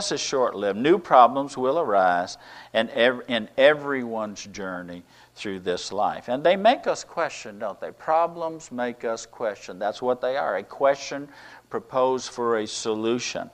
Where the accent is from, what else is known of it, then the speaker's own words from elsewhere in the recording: United States; us as Americans.